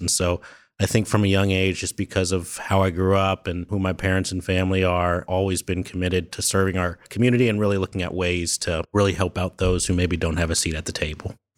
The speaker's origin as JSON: {"language": "English", "town": "Columbus", "region": "Ohio", "country": "United States", "tie": "born or raised there", "also_born_or_lived": "Wooster, Ohio", "said": "I'm born and raised in Columbus. Grew up here"}